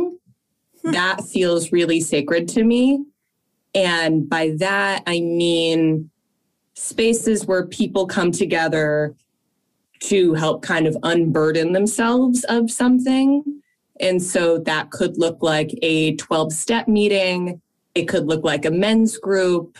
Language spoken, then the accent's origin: English; Fairfield, Connecticut, United States; we grew up in Fairfield, Connecticut